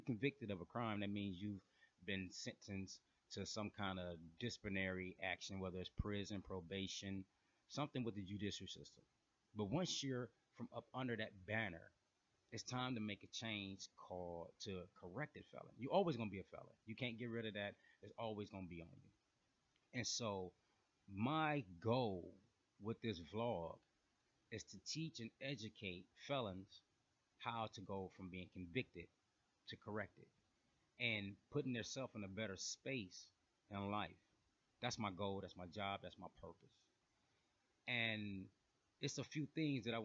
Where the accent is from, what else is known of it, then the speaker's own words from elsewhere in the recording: Flint, Michigan, United States; now in Atlanta, United States; I'm originally from Flint, Michigan